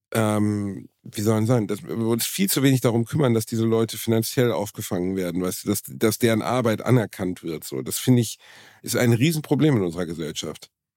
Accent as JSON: {"language": "German", "town": "Gelsenkirchen", "region": "North Rhine-Westphalia", "country": "Germany", "also_born_or_lived": "Dortmund", "said": "ich bin aus, aus Gelsenkirchen und habe in Dortmund gelebt"}